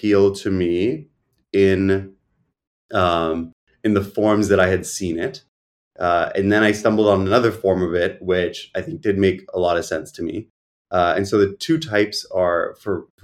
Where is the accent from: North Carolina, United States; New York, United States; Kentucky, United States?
New York, United States; also born or lived in Boston; I grew up here, and I had like a few stints where I lived elsewhere.